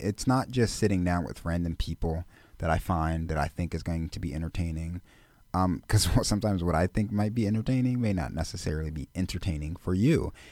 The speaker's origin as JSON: {"language": "English", "town": "Philadelphia", "region": "Pennsylvania", "country": "United States", "tie": "born or raised there", "said": "I'm born and raised in Philadelphia."}